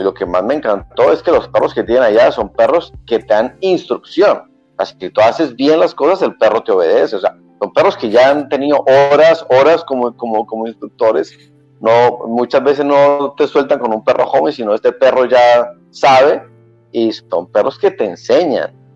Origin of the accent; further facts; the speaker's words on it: Colombia; also born or lived in Cartagena, Colombia; soy colombiano, nací en la ciudad de em, Cartagena, Colombia, una ciudad a las orillas del eh, Mar Caribe. Luego nos, fuimos para la ciudad de em, Bogotá